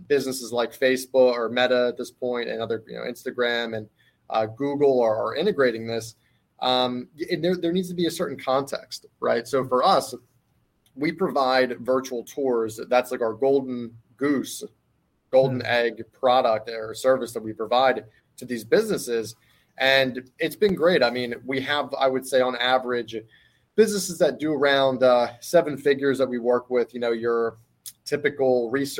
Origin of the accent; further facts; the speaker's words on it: Philadelphia, Pennsylvania, United States; I'm from Philadelphia, fighting city of brotherly love.